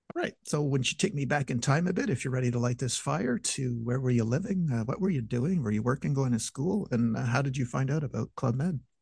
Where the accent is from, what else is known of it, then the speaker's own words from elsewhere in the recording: Montreal, Quebec, Canada; my hometown of Montreal